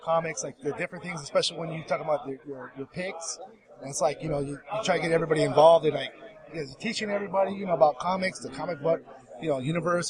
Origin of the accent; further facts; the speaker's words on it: Moreno Valley, California, United States; No, I'm from Moreno Valley.